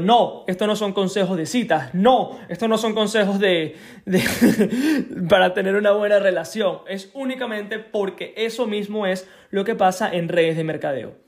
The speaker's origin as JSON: {"language": "Spanish", "country": "Venezuela", "also_born_or_lived": "Isla de Margarita", "moved": "yes", "said": "soy de Venezuela, eh, de la isla de Margarita, no soy de la isla de Margarita, pero me mudé para allá"}